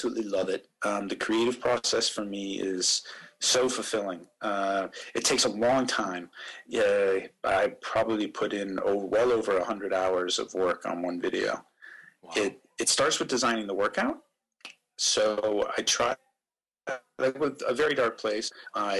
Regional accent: Erie, Pennsylvania, United States; moved away as an adult; also born or lived in England / Switzerland; now in Singapore; I'm originally from Pennsylvania, from Erie, okay. up in the north of the state on the lake, and did a lot of my racing there

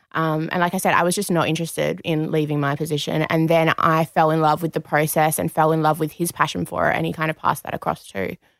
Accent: Perth, Western Australia, Australia; moved away as an adult; now in Sydney, Australia; we're both from Perth originally.

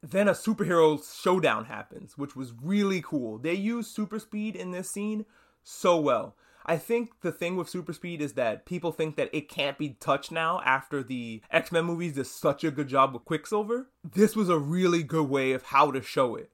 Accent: New York, United States; I'm from New York

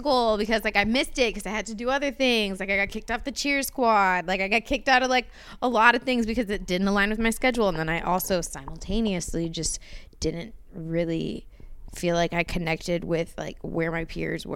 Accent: Glendale, California, United States; also born or lived in Kentucky; I grew up over in Glendale area

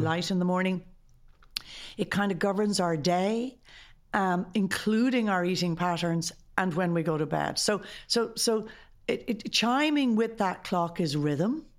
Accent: Ireland; as an Irish society

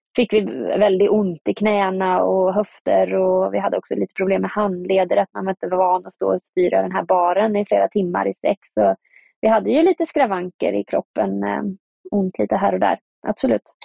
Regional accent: Östergötland, Sweden; moved away as an adult; now in Tromsø, Norway; åka hem till Östergötland, där jag kommer ifrån

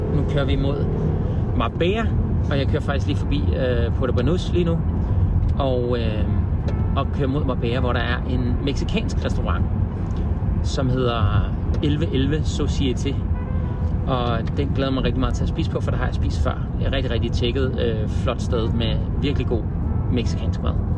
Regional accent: Denmark; vi som danskere

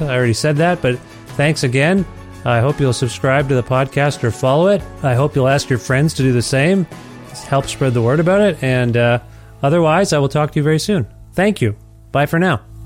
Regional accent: Cambridge, Ontario, Canada; now in Edmonton, Canada; I'm from Cambridge, Ontario, originally, uh, and which is just near Brantford.

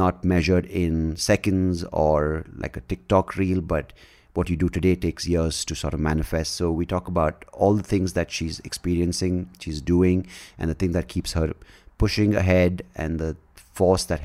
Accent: India; me being from India

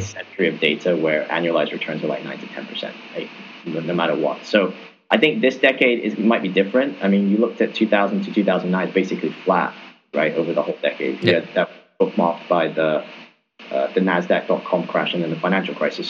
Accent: Hong Kong; I'm from Hong Kong

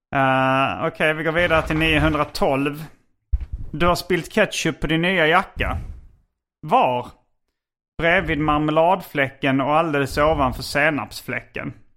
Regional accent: Hjärup, Skåne, Sweden; när jag var liten och bodde i Hjärup

